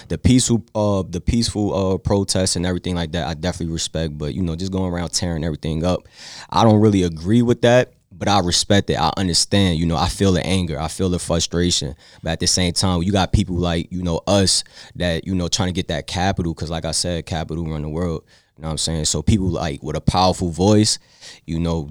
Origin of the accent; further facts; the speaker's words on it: New York, United States; now in Richmond, United States; I'm from New York, so I know what it is to, like, to live in a lit city.